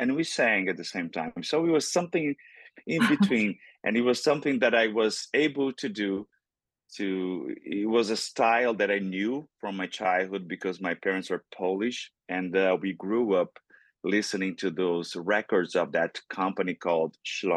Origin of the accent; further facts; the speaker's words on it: Brazil; first language Portuguese; English is a second language; moved away; growing up in Brazil. I grew up in Brazil